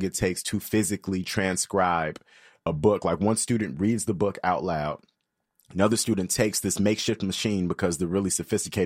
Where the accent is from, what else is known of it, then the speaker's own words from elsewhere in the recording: Chicago, Illinois, United States; Both my parents are from Ghana. I was born in Chicago and I'm trying to learn the language. I didn't speak it growing up.